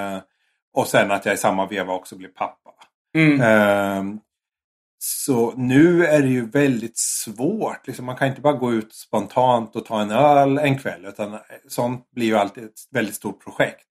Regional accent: Sweden; now in Japan; som svensk

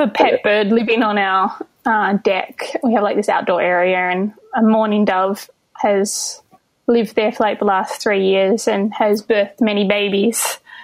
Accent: Albany, Western Australia, Australia; moved away as an adult; also born or lived in Melbourne, Australia; now in New York City, United States; I was in Melbourne before uh, before I jumped over here, but I'm originally from Albany in Western Australia

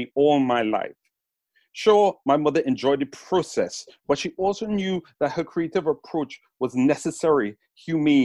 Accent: Trinidad & Tobago; now in England, United Kingdom; the paradise where I was raised in Trinidad

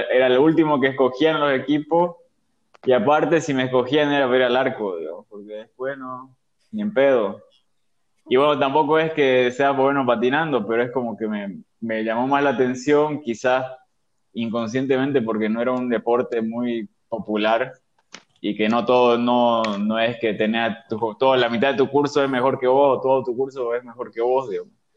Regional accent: Santa Cruz, Bolivia; also born or lived in Sucre, Bolivia; Soy de Sucre, vivo acá en Santa Cruz desde mis seis años

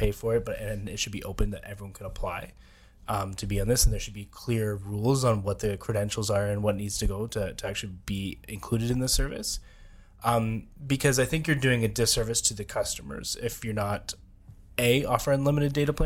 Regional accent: Canada; as Canadian people

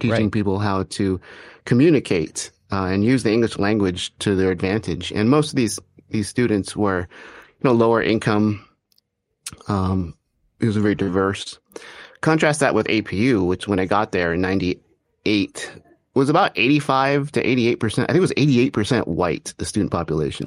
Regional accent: Arcadia, California, United States; I grew up in Arcadia, California

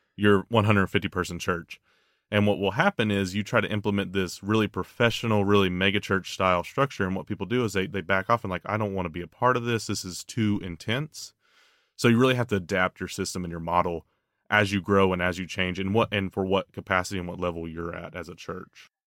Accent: the South, United States; I grew up in the South

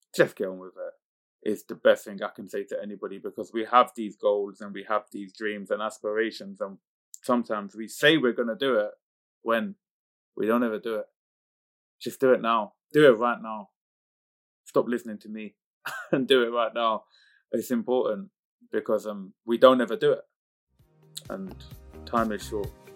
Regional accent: United Kingdom; coming from the community group of people I come from, being British Pakistani

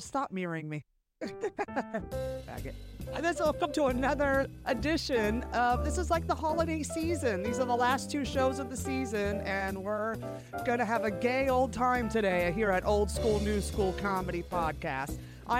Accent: San Francisco, California, United States; moved away; because I'm from California. Sure. So I grew up in San Francisco, the Mecca.

